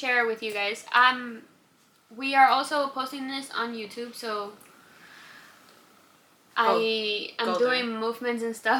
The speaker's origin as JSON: {"language": "English", "country": "Cuba", "tie": "born or raised there", "second_language": "English", "moved": "yes", "lives_now": "United States", "said": "I grew up in Cuba."}